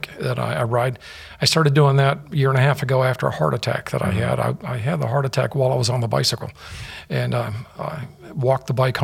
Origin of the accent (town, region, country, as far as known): Fort Myers, Florida, United States; born or raised there; also born or lived in Norwich, Connecticut